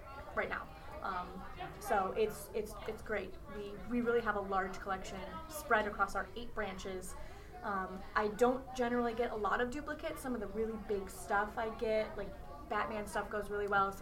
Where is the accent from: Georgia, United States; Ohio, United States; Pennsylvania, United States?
Ohio, United States; I grew up in Ohio